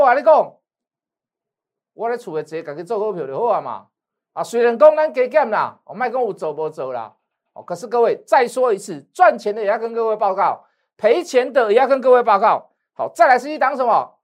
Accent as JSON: {"language": "Chinese", "country": "Taiwan", "said": "以我是台湾的那一讲"}